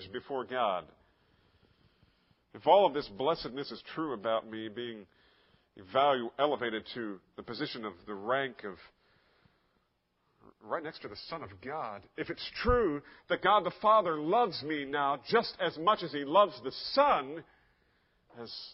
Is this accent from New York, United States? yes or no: no; Bordentown, New Jersey, United States; as a child living in Bordentown, New Jersey. Yeah, I grew up there